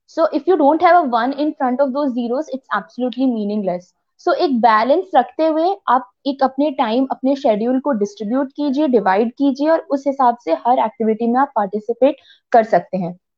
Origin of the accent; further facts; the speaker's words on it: Bhilai, Chhattisgarh, India; also born or lived in Rourkela, Odisha; the entire the entirety of my life I have spent in Chhattisgarh तो I am a true भिलायन at heart